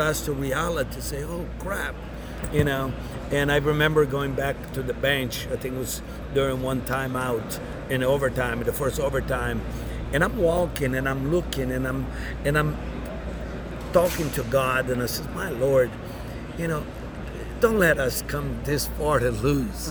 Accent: Brazil; also born or lived in Dallas / Tampa; now in United States; growing up in Brazil in a small town

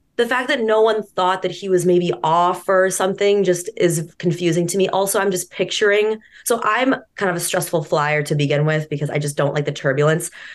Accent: Marblehead, Massachusetts, United States; I'm from Marblehead

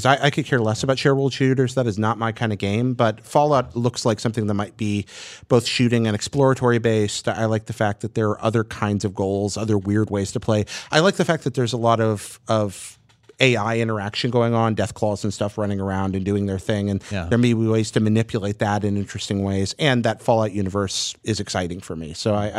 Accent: Hickory, North Carolina, United States; moved away; That's my hometown, Hickory.

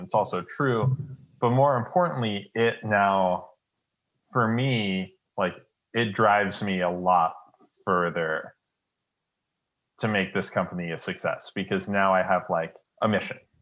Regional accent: Detroit, Michigan, United States; moved away; I was born in Detroit

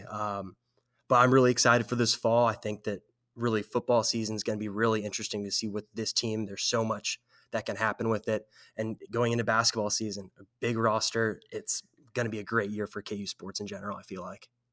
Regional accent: San Jose, California, United States; now in Kansas, United States; I'm originally from San Jose, California, way out west

